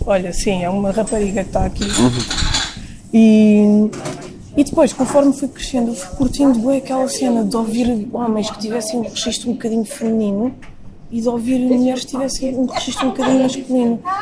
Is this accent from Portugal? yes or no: yes; Lisbon, Portugal; eu sou de Campo Lido